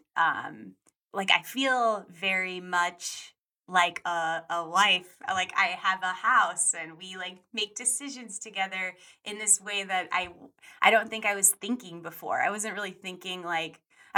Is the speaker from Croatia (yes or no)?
no; Colorado, United States; now in Los Angeles, United States; I grew up some in Colorado. I moved there when I was 10.